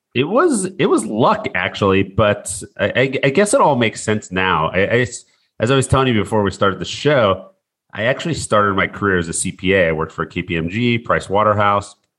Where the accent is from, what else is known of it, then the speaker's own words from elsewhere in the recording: Seattle, Washington, United States; I grew up in Seattle